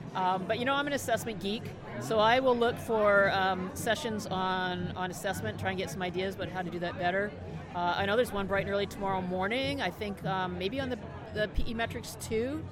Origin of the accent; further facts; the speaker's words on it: Canada; I'm Canadian